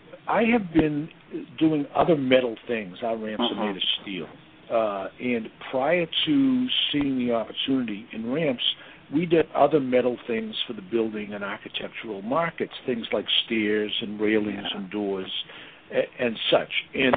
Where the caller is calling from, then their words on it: Boston, Massachusetts, United States; I'm in Boston.